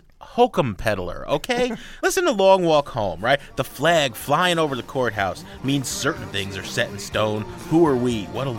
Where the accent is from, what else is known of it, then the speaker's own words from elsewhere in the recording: Jersey City, New Jersey, United States; My dad grew up in Asbury Park, New Jersey. I grew up in Jersey City, New Jersey.